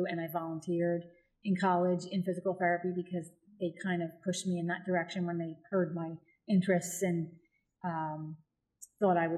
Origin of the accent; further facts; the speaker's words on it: Philadelphia, Pennsylvania, United States; I was born in Northeast Philadelphia.